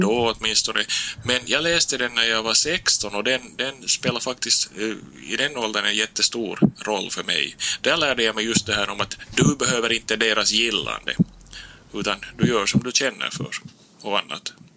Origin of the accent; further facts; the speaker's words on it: Nykarleby, Ostrobothnia, Finland; now in Turku, Finland; jag är då själv från Österbotten som du sa, upp uppväxt i Nykarleby